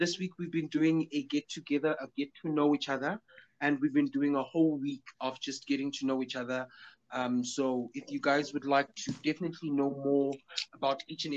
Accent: Soweto, Gauteng, South Africa; I was born in Barakwaneth Hospital and I was born in Soweto.

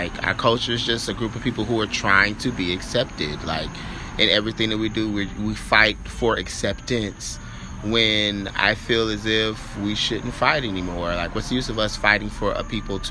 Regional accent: Orlando, Florida, United States; I'm from Orlando, Florida

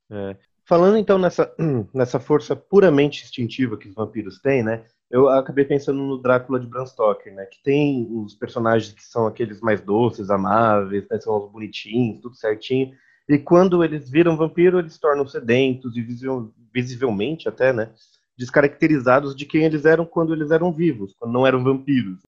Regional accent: São Paulo, Brazil; nós somos de São Paulo

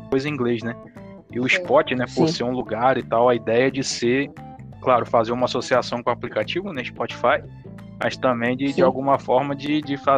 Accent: Campos dos Goytacazes, Rio de Janeiro, Brazil; Eu sou de Campos, dos Goitacazes, interior do Rio.

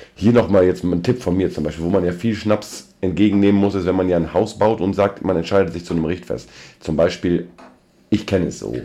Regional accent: North Rhine-Westphalia, Germany; bei uns in Westfalen

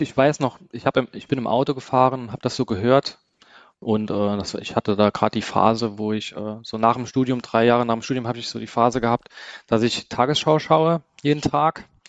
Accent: Saarland, Germany; ich komme aus dem Saarland

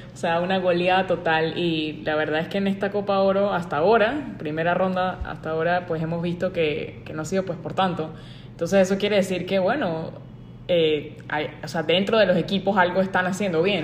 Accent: Panama; nosotros como panameños

